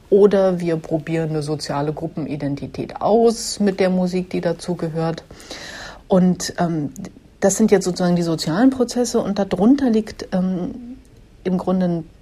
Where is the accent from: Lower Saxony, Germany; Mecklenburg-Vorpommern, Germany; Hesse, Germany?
Mecklenburg-Vorpommern, Germany; komme aus Mecklenburg